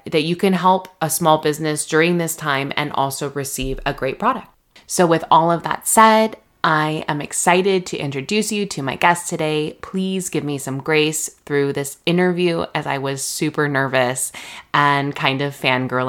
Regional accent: Redlands, California, United States; my hometown, Redlands

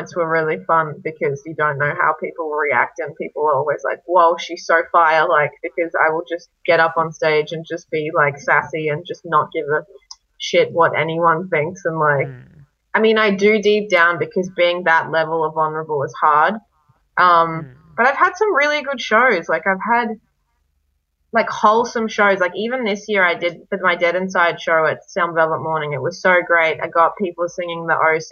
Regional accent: Brisbane, Queensland, Australia; also born or lived in Serbia; I'm Serbian and I was raised in Brisbane

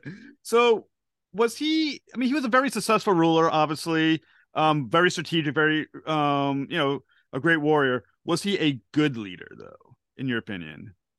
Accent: United States; I'm from the United States

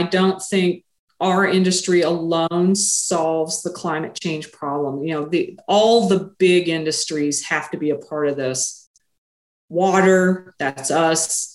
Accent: the Ozarks, Missouri, United States; also born or lived in Springfield, Missouri; when I was a kid growing up in the Ozarks

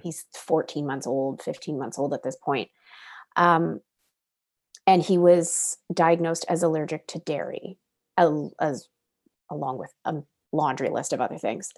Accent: Oregon, United States; moved away as an adult; now in British Columbia, Canada; I'm originally from Oregon and, uh, and grew up there with my family.

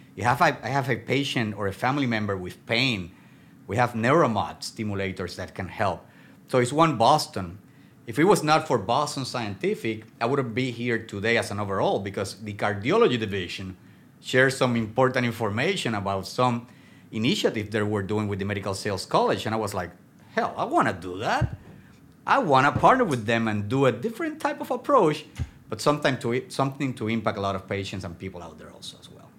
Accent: Puerto Rico; English is a second language; moved away; I am from Puerto Rico, from Latin America. Uh, I was telling you earlier, I dream in Spanish, I speak Spanish

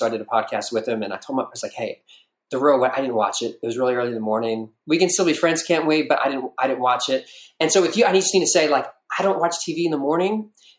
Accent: Marietta, Ohio, United States; also born or lived in Philadelphia, Pennsylvania; I was born in Philadelphia. And when I was a young man in Philadelphia

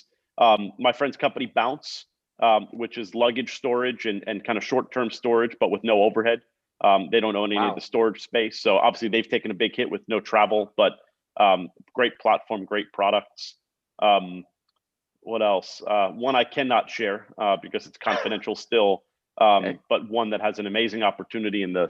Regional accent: Long Island, New York, United States; also born or lived in San Francisco; I'm from Long Island.

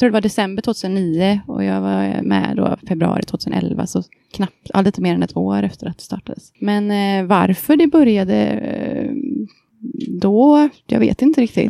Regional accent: Kungälv, Västra Götaland, Sweden; jag är från eh, Kungälv utanför Göteborg

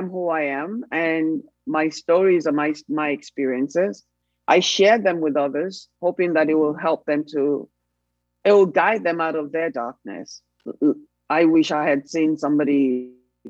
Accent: Nigeria; moved away as an adult; also born or lived in New York; now in Texas, United States; we're in exile from Nigeria

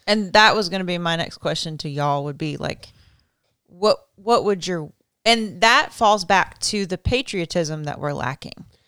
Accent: United States; I'm proud to be an American, I'm an American

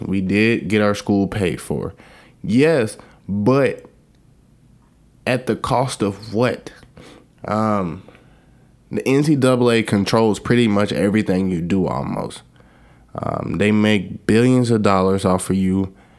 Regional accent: Alabama, United States; moved away as an adult; I grew up in Alabama

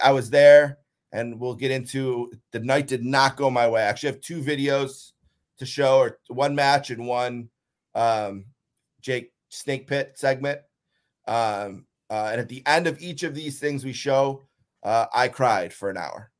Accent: Buffalo, New York, United States; it's my hometown, you know, born and raised here

